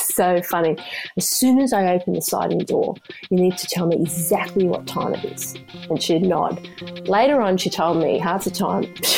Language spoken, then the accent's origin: English; Sydney, New South Wales, Australia; moved away as an adult; also born or lived in Queensland; now in United States; I'm originally from Australia. I grew up in a place called the Sutherland Shire.